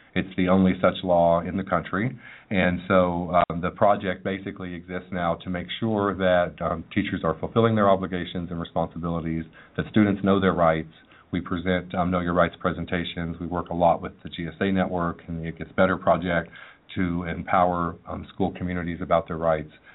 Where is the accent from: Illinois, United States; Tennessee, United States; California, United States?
Tennessee, United States; Manchester; I grew up in Middle Tennessee in a small town uh, named Manchester